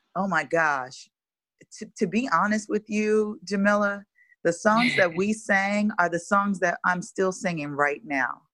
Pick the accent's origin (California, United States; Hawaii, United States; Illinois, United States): Illinois, United States; Chicago; now in Los Angeles, United States; I'm from Chicago, Chicago, Illinois, born and raised, west side of Chicago to be specific